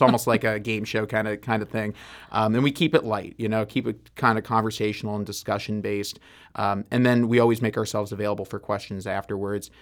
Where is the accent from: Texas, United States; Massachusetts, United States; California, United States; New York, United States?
New York, United States; now in St. Louis, United States; I was from New York